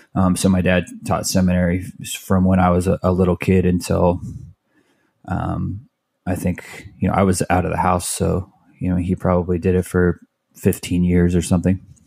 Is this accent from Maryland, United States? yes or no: no; Mesa, Arizona, United States; born or raised there; also born or lived in Tempe, Arizona / Phoenix, Arizona